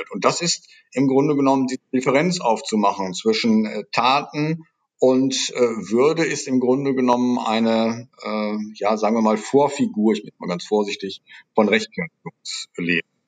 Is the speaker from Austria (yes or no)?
no; Netherlands; German is a second language; Denken Sie an die Versöhnungszeremonien in Südafrika, als äh, Niederländer ist mir das natürlich sehr nah, mhm.